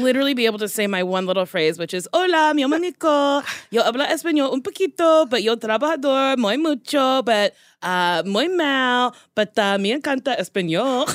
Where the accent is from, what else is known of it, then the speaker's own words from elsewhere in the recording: United States; accent: American; I have a very bad American accent